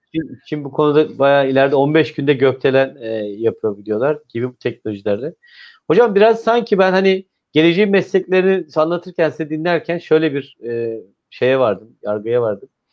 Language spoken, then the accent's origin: Turkish; İzmir, Turkey; ben bir İzmirli olarak, bir veli olarak